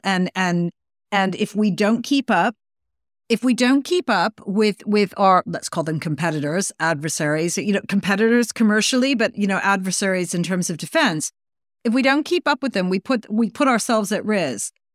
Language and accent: English; Canada; I was growing up in Canada